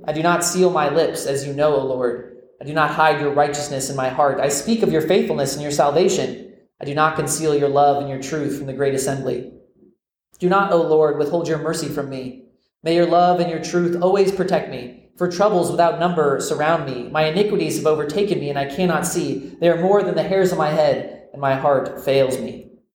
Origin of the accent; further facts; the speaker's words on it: Florida, United States; I grew up in Florida, America's most famous peninsula